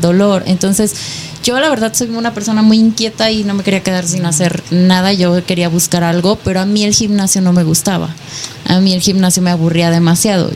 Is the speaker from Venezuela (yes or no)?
no; Nayarit, Mexico; now in Hidalgo, Mexico; Nayarit. Actualmente vivo en Hidalgo, pero yo soy de Nayarit.